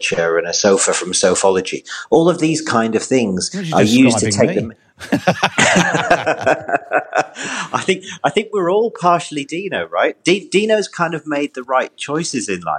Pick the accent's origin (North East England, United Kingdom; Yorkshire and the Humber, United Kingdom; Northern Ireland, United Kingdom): North East England, United Kingdom; I'm from the Northeast